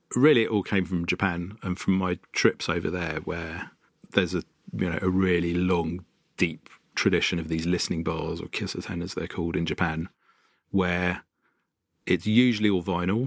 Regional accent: London, United Kingdom; I grew up in North London and in a quite a musical family.

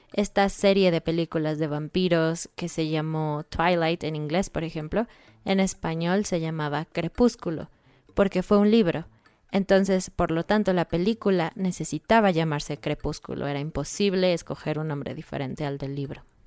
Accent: Mexico; obviamente somos mexicanos y pensamos que el español de México es el mejor

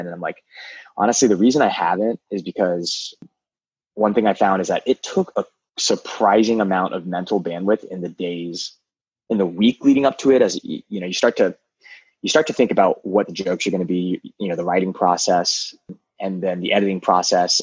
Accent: United States; also born or lived in Maryland; I'm Vietnamese American

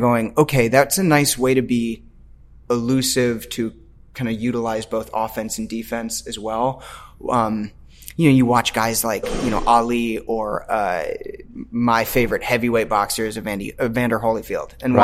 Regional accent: Washington, District of Columbia, United States; moved away as an adult; also born or lived in Chicago; now in Los Angeles, United States; I grew up in DC.

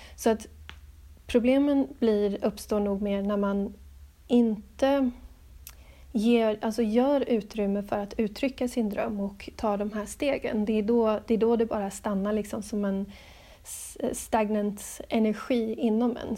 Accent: Stockholm, Stockholm County, Sweden; moved away as an adult; also born or lived in Gothenburg; now in Adelaide, Australia; jag är född i Göteborg, ehm, växte upp till stor del i Stockholm

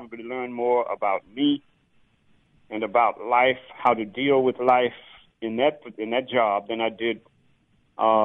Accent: Laurel, Mississippi, United States; also born or lived in Southern California; now in Georgia, United States; I am Mississippi. I grew up in Mississippi

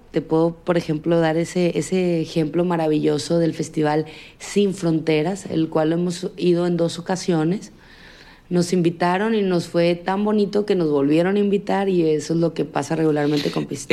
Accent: Sinaloa, Mexico; en mi tierra

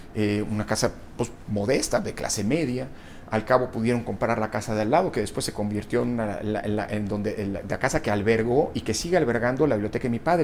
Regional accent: Mexico; also born or lived in Italy; Mi madre era italiana, eh, eh, mi padre mexicano, yo nací en México

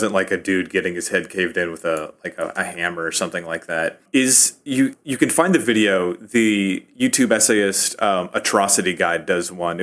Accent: Rust Belt, United States; now in Chicago, United States; I'm from the Rust Belt

